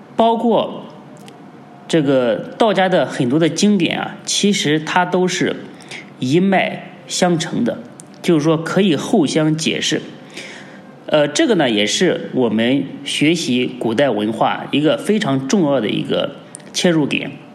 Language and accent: Chinese; China; 我们中国人